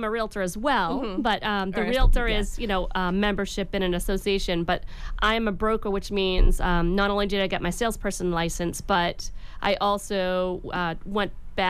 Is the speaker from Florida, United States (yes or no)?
no; Pembroke, Massachusetts, United States; also born or lived in Marshfield / Scituate; I grew up in Pembroke, so I've lived in many towns around the South Shore, but I ended up back with my family in the town of Pembroke.